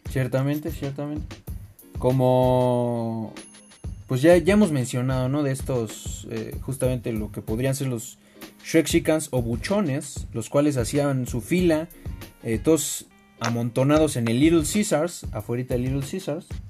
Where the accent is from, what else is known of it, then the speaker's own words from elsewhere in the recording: Mexico; todos somos mexicanos, todos tenemos la piel morena